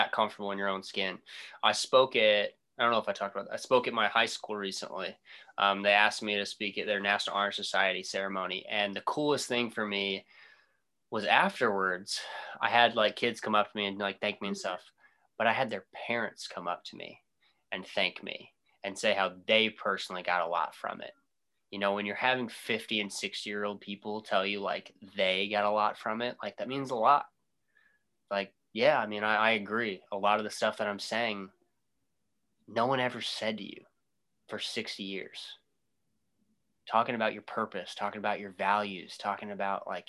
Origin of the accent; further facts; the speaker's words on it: Oakland City, Indiana, United States; now in Indianapolis, United States; I'm some kid from Oakland City